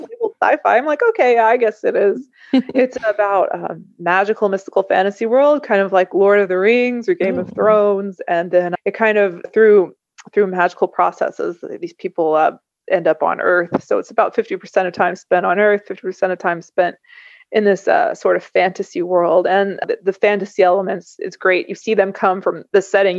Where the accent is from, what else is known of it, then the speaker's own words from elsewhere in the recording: Kentucky, United States; I've stayed in my hometown in Kentucky